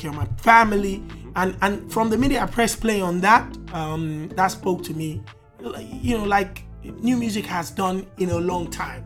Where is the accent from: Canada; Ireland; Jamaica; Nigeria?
Nigeria; as a Nigerian